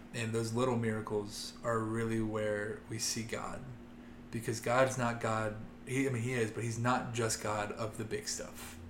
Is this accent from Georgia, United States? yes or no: no; Loveland, Ohio, United States; I grew up in Loveland, Ohio, a small town kid